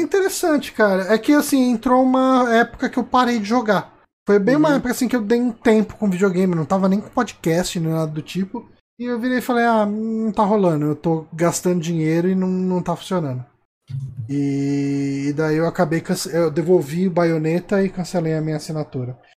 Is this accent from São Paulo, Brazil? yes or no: yes; São Paulo, Brazil; A gente é de São Paulo